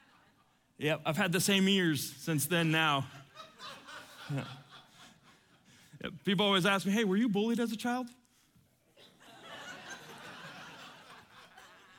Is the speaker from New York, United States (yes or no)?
no; Atlanta, Georgia, United States; also born or lived in Cuba / Miami; I was born in Cuba, grew up here in Atlanta